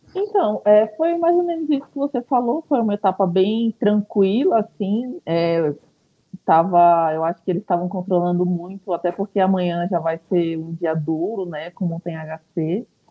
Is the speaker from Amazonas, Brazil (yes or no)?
yes; Manaus, Amazonas, Brazil; moved away as an adult; now in São Paulo, Brazil; meu pai é daqui. Eu nasci aqui, na verdade, né? Só que eu fui para lá muito nova